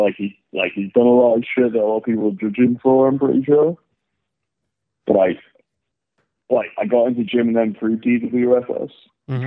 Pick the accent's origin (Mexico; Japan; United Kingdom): United Kingdom; England; now in Iceland; I'm actually English, but I live in Iceland